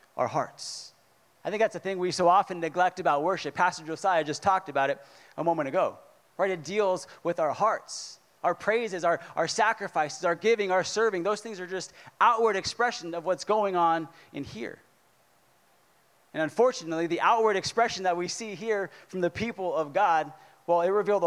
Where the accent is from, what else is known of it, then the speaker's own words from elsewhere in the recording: California, United States; moved away; I'm from California